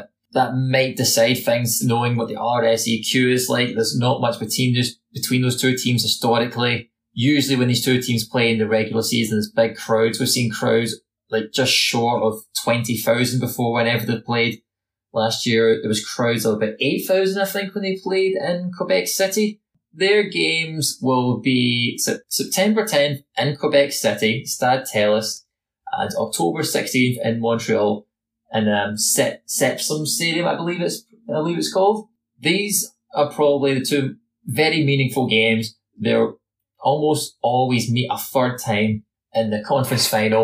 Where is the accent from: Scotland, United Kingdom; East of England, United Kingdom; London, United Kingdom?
Scotland, United Kingdom; I'm not Canadian, I'm Scottish